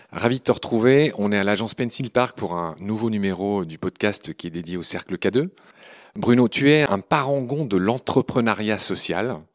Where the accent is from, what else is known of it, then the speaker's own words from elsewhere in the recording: Pau, Nouvelle-Aquitaine, France; Oui, de la province. Hein. Euh, je viens de Pau, effectivement.